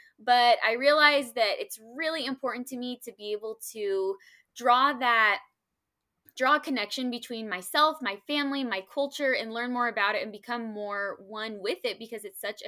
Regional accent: Parker, Colorado, United States; I am about to be 26 years old. It's so crazy. My goodness, how time flies. But I grew up in Parker, Colorado, graduated from Ponderosa High School

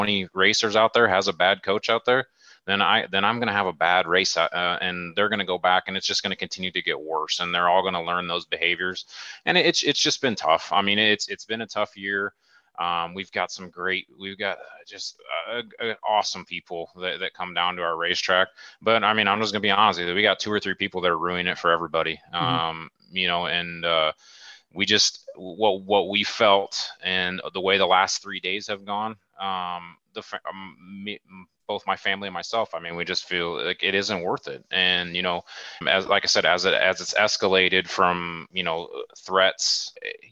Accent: Omaha, Nebraska, United States; I grew up in Omaha

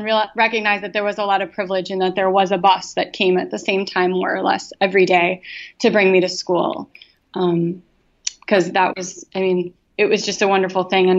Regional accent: Wisconsin, United States; But I grew up in Wisconsin, and the winters are brutal.

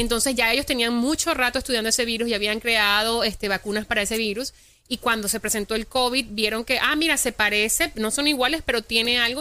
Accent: Venezuela; now in United States; yo hablo con mi familia todos los días en Venezuela

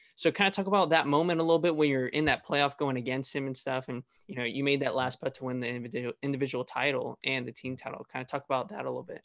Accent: Fresno, California, United States; I'm actually from Fresno area

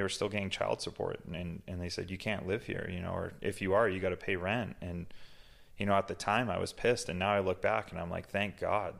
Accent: Massachusetts, United States; now in Utah, United States; I grew up in Massachusetts, um, raised by a single mom

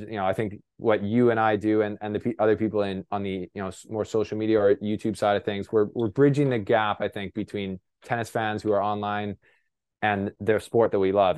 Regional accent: Canada; I'm a Canadian reporter

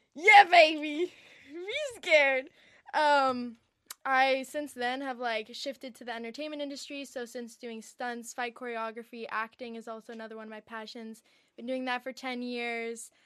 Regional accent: Encinitas, California, United States; I'm from Encinitas, San Diego. It's, it's a small little beach town, so I grew up pretty chill

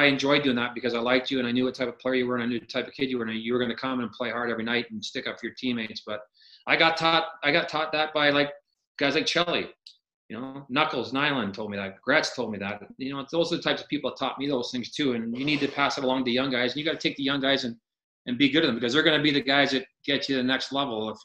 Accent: Barrie, Ontario, Canada; moved away; I'm not from a small town, but I'm from Barrie. And when I left Barrie, it was like 27,000 people.

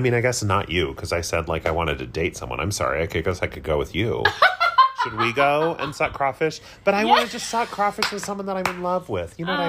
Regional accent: Provo, Utah, United States; also born or lived in Portland; So, white people. I grew up in Provo, Utah.

